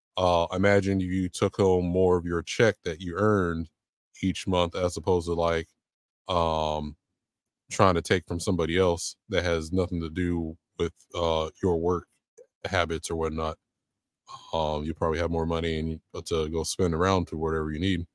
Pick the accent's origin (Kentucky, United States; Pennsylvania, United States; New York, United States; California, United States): California, United States; San Diego; moved away as an adult; now in Georgia, United States; born and raised in San Diego